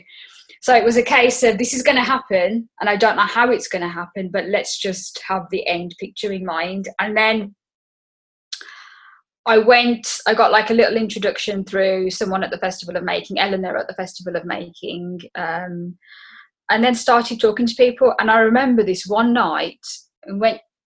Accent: Black Country, West Midlands, United Kingdom; accent: Black Country; you can tell from my accent, I'm from the Black Country

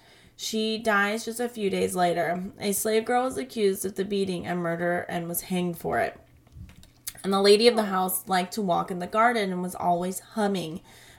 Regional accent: Virginia, United States; So I grew up in Northern Virginia, and we had plenty of battlefields and such to visit for school trips.

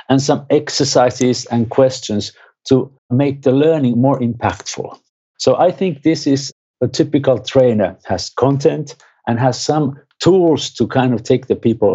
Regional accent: Finland; I'm from Finland

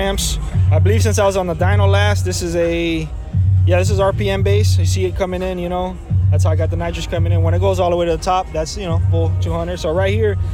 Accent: Hialeah, Florida, United States; I'm from Hialeah

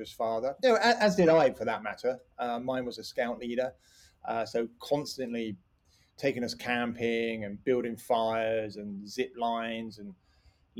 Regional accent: Slough, South East England, United Kingdom; now in Cotswolds, United Kingdom; that is where I was born. I grew up just up the road. And although I lived inside the M25

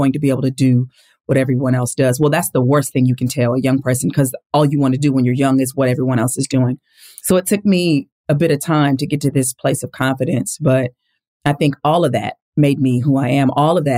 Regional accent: Lynwood, California, United States; born there; I grew up in a big family. I was born in Linwood, California, two parents who loved God and loved each other and loved us

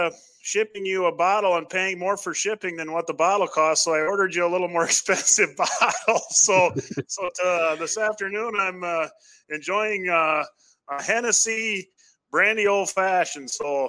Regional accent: Illinois, United States; I'm from Illinois

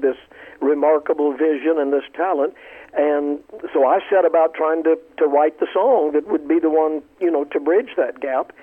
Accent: Columbia, South Carolina, United States; as a little boy in Columbia, South Carolina

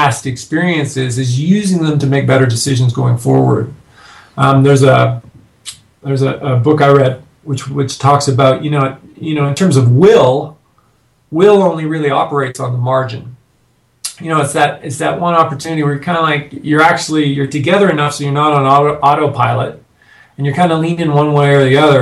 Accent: Canada; now in United States; I'm a Canadian living in the States now

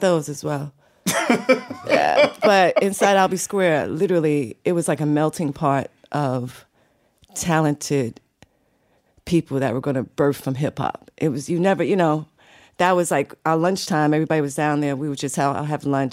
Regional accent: New York City, New York, United States; also born or lived in Bronx, New York; I was born in the Bronx, but I was raised in Harlem in Brooklyn.

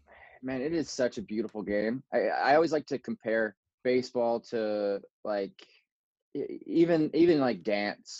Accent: Kelowna, British Columbia, Canada; I was born in a place called Kelowna. That's in British Columbia, Canada. It's kind of like wine country in Canada. It is beautiful. I grew up there until I went to northern British Columbia

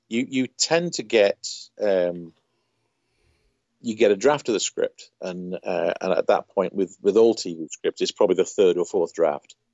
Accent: United Kingdom; growing up in Britain

